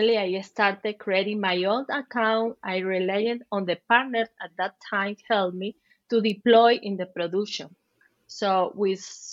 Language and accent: English; Venezuela; English is a second language; moved away as an adult; also born or lived in Chile; now in Madrid, Spain; I'm from Venezuela. I had to migrate several times. One of them was to Chile, where I lived for 7 years